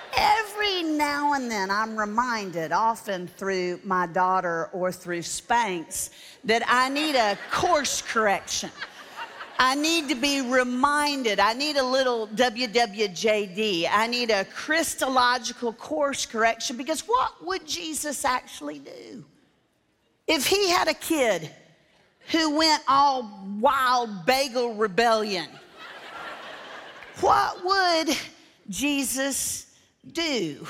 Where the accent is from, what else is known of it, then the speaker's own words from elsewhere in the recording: Orlando, Florida, United States; moved away; I grew up in Orlando, Florida. I live in Tennessee now. That's why I talk correctly.